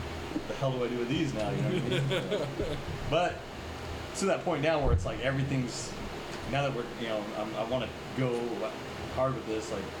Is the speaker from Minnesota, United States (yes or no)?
no; Porterville, California, United States; We're all from Porterville. That's where we grew up.